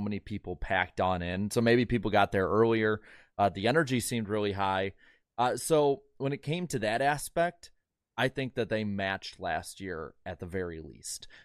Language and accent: English; Midwest, United States; as a Midwesterner